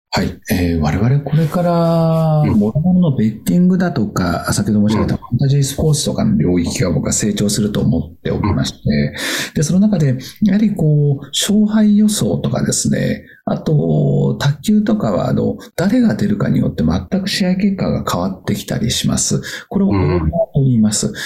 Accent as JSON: {"language": "Japanese", "region": "Akita", "country": "Japan", "tie": "born or raised there", "also_born_or_lived": "Tokyo", "moved": "as an adult", "said": "もともと秋田で生まれて、実はあの19で親父が会社を潰して蒸発をしてます。で、その後、東京で新聞配達をしまして"}